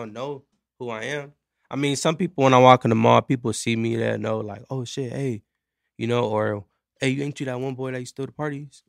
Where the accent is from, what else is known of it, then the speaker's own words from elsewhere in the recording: Carson, California, United States; also born or lived in Long Beach, California; born in, uh, born in Long Beach, raised in Carson, California